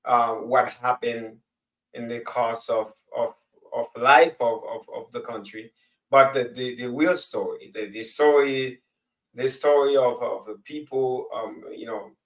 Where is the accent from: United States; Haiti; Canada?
Haiti; First of all, I'm from Haiti.